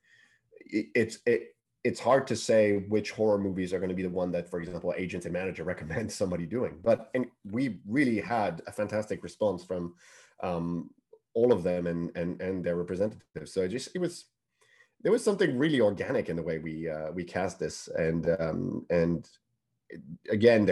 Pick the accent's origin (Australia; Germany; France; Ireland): France; Paris, Île-de-France; English is a second language; moved away as an adult; now in United Kingdom; English is not my first language. You know, I'm born and bred in Paris.